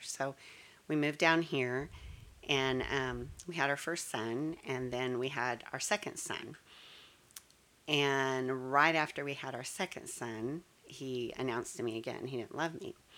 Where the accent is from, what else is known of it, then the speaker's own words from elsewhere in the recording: Colorado, United States; also born or lived in Texas; now in Frisco, Texas, United States; I was born and raised in Colorado